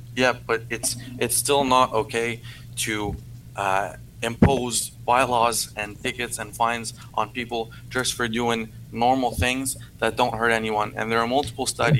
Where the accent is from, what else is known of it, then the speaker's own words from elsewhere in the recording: Canada; accent: francophone; first language French; English is a second language; I'm a francophone